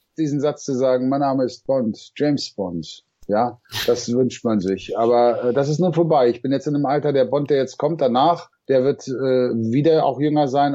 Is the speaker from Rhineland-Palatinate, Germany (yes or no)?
yes; Remagen, Rhineland-Palatinate, Germany; moved away; also born or lived in Hamburg; bin geboren in Remagen am Rhein ja. und dann habe ich in Hamburg gewohnt.